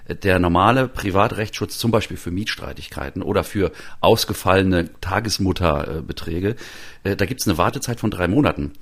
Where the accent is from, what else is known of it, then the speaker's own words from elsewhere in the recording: Mecklenburg-Vorpommern, Germany; moved away; also born or lived in Halle; in meiner Mecklenburger Heimat